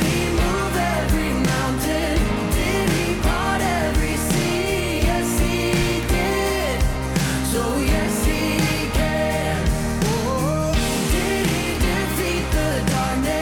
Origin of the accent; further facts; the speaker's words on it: North Carolina, United States; my home state of North Carolina